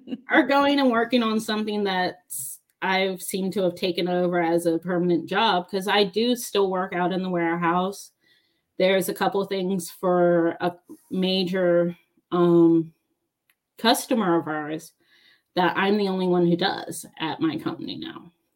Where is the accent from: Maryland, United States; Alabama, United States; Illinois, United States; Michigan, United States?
Maryland, United States; Baltimore; moved away as an adult; also born or lived in United Kingdom; now in Georgia, United States; I'm from Maryland. I'm from Baltimore. I use sweetie and hun